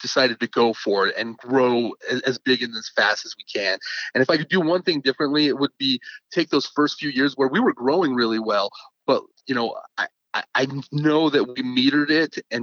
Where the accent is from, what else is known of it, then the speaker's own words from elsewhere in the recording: Richfield, Utah, United States; also born or lived in Salt Lake City, Utah; I was born in Salt Lake City, and then when I was just about 6 years old, I moved to a small town that's in the dead center of the state called Richfield, Utah